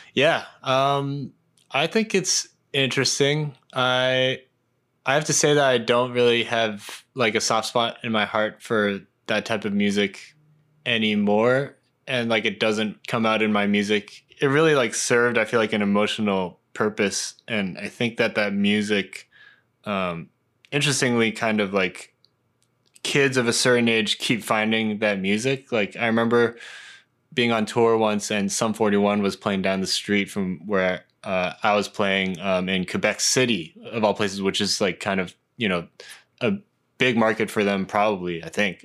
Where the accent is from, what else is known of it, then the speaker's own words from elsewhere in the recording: Hong Kong; I was a huge, like, kind of pop punk kid, uh, growing up in Hong Kong